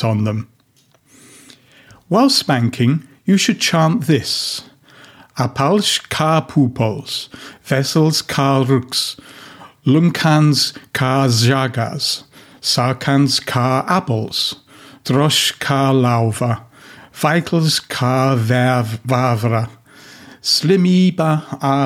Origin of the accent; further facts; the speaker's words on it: England, United Kingdom; moved away as an adult; now in Latvia; my home country of England